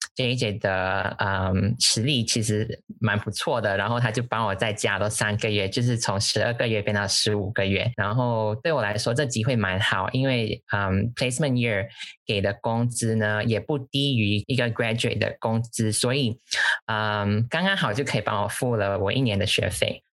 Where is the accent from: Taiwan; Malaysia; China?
Malaysia; accent: Malaysian; also born or lived in London, United Kingdom; now in Dublin, Ireland; 我是马来西亚人，目前居住在都柏林爱尔兰。嗯，在 Facebook 上班，跟依安在不同的部门上班。呃，然后目前是居住在爱尔兰快两年了。呃，之前是在英国伦敦的城市大学 Cass Business School 念书